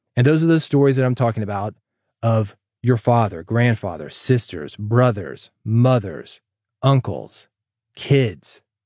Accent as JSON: {"language": "English", "town": "Nashville", "region": "Tennessee", "country": "United States", "tie": "born or raised there", "said": "Growing up in Nashville"}